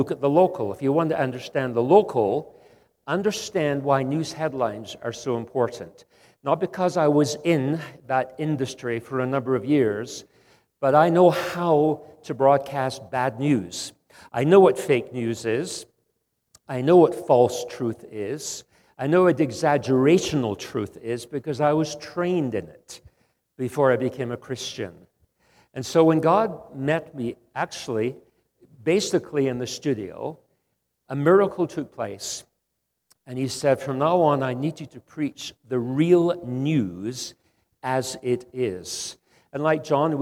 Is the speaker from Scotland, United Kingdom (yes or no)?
yes; Scotland, United Kingdom; also born or lived in Western Canada; now in Canada; Although I live in Canada, Western Canada, I'm actually Scottish.